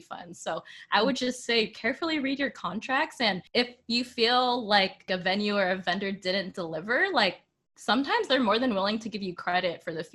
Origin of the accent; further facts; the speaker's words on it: Sacramento, California, United States; moved away; back home, we're from Sacramento